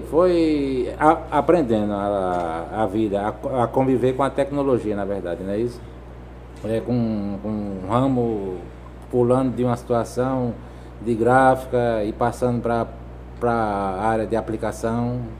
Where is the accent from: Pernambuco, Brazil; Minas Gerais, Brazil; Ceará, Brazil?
Ceará, Brazil; Juazeiro do Norte; now in Recife, Brazil; Sou de Juazeiro do Norte.